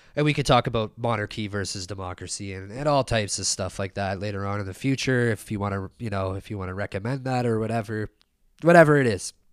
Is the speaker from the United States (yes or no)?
no; Canada; we were, like, a kid growing up in Canada.